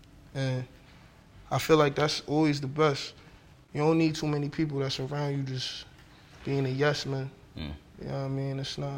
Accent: Westbury, New York, United States; 1,000%. Born and raised.

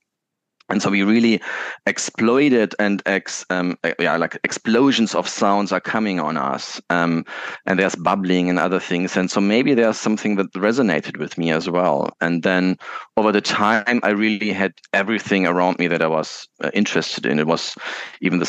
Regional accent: Munich, Bavaria, Germany; where I was born in Munich, and there was close by, the terminals, and you could still hear the aircrafts sometimes going.

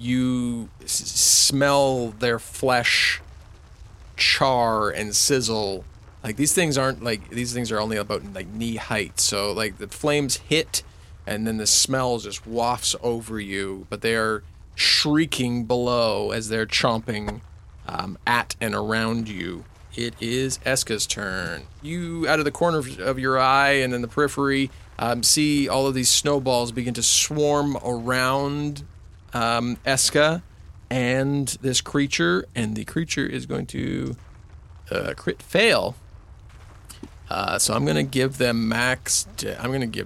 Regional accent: Canada; we're Canadian

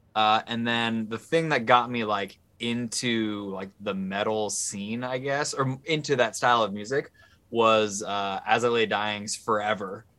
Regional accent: Seattle, Washington, United States; also born or lived in New Jersey; I was born in New Jersey, but my parents realized right. they were living in New Jersey, and so they moved they moved to Seattle when I was like one. That's so a, I've lived in Seattle my whole life.

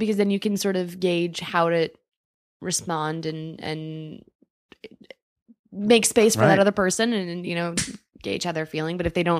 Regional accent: Midwest, United States; now in New York, United States; I find this be very interesting because when I'm from the Midwest

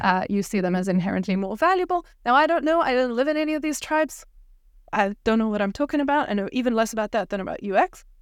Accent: South Africa; moved away; I grew up in South Africa

